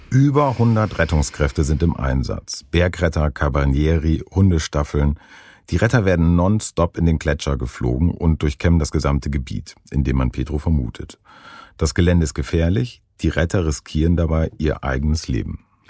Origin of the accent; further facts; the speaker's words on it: Northern Germany, Germany; aufgewachsen bin ich in Norddeutschland